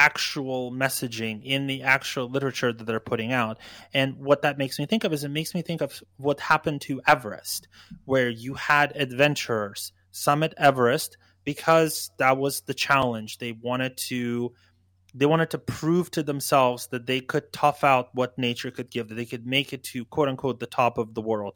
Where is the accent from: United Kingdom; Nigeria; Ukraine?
Ukraine; moved away; I was born in Ukraine